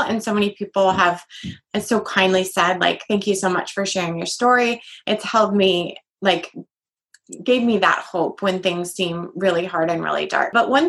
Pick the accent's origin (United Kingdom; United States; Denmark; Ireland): Ireland; a necklace that said faith in the first written language in Ireland, because I'm Irish.